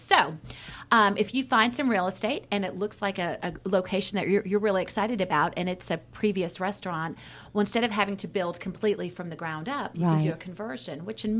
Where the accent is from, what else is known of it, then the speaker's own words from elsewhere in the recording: Roswell, Georgia, United States; I grew up in Roswell, Georgia, actually. Okay. So I lived in Roswell, and there's 5 kids in my family.